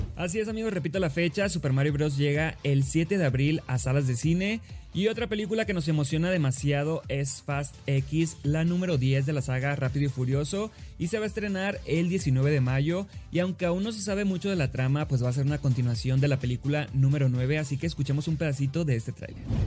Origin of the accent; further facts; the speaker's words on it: Sinaloa, Mexico; soy de Sinaloa